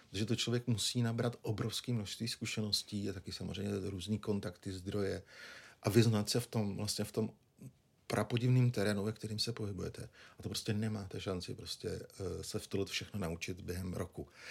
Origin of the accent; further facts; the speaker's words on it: Nymburk, Central Bohemian Region, Czechia; also born or lived in Prague; pocházím z Dimburka, což je 50 km od Prahy, okresní město